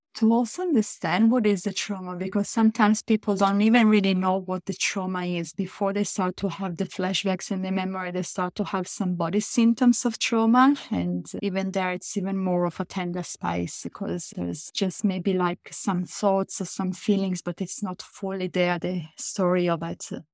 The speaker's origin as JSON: {"language": "English", "country": "Italy", "said": "I come from Italy"}